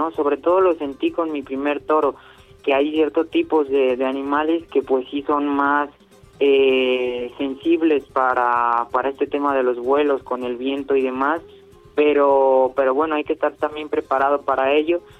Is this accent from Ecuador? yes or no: no; Morelia, Michoacán, Mexico; Ya he tenido la fortuna de encerrarme con, con seis toros ahí en mi tierra Morelia, en este caso en la Monumental.